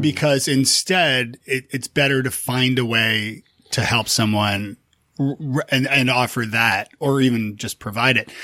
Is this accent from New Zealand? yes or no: no; Canada; moved away as an adult; also born or lived in Toronto; now in Nashville, United States; being Canadian